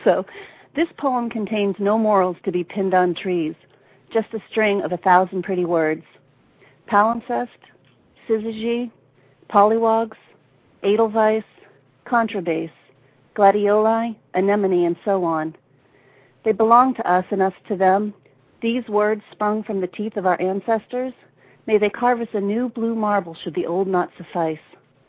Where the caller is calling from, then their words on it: Brunswick, Maine, United States; I'm from Brunswick, Maine.